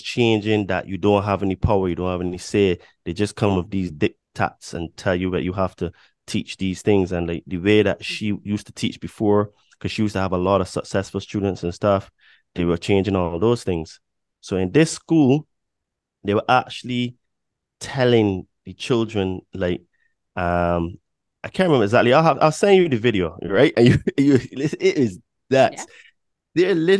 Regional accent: Barbados; born there; I'm 41, right? So, and I was born in Barbados.

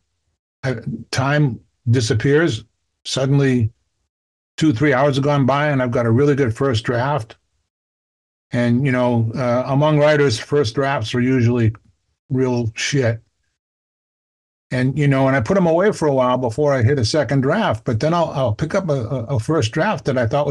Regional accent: Boston, Massachusetts, United States; I grew up in Dorchester in Boston, Boston's biggest neighborhood

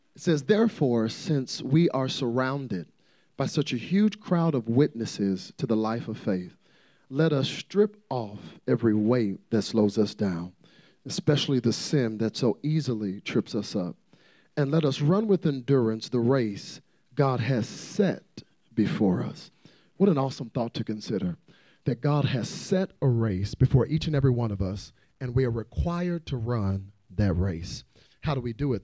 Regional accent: Dallas, Texas, United States; I'm from Dallas, Texas

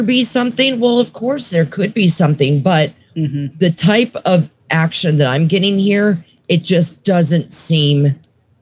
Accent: Mercer County, Western Pennsylvania, United States; now in Tennessee, United States; I was born and raised in Western Pennsylvania. Mm-hmm. I'm talking like about an hour north of Pittsburgh, like Mercer County area

